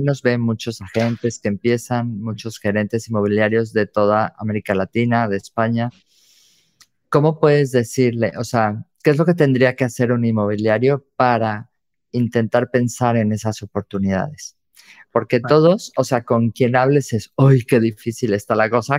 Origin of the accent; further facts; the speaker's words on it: Mexico; soy mexicana